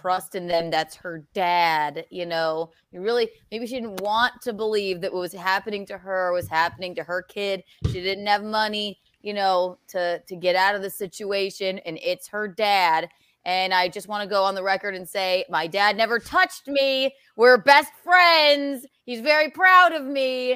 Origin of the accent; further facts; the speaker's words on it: Charleston, South Carolina, United States; also born or lived in Chicago, Illinois; I grew up in South Carolina